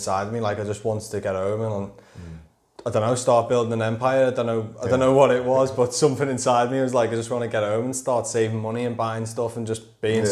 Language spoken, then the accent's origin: English; Wallasey, North West England, United Kingdom; also born or lived in Birkenhead; I'm from the Wirral. Grew up in Wallasey.